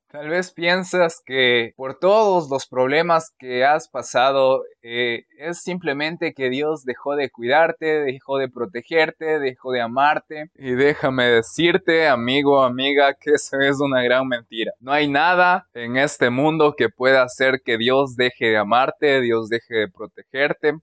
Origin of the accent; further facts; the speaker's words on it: Pastaza, Ecuador; soy de Ecuador, de la provincia de Pastaza